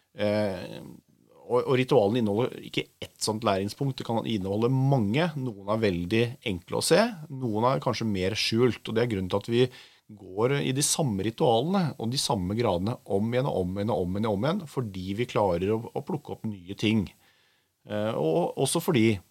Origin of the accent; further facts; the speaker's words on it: Oslo, Norway; er fra Oslo